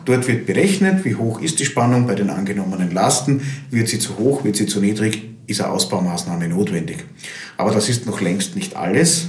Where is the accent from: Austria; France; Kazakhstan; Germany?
Austria; bei uns in Österreich